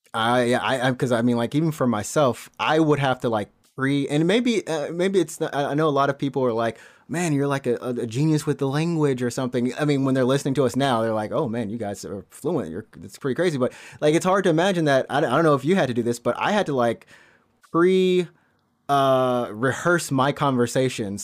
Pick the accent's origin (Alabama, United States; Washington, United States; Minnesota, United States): Alabama, United States; moved away as an adult; now in Japan; I'm from Alabama